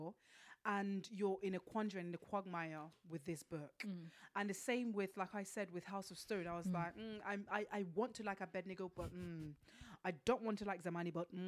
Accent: Benin City, Edo, Nigeria; I'm from Benin City.

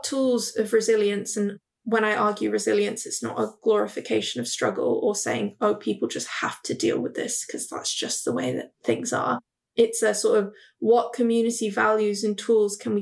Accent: Hong Kong; I'm actually from Hong Kong

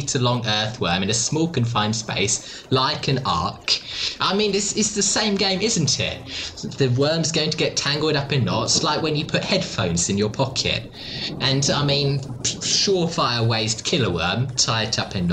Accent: Australia; I come from Australia

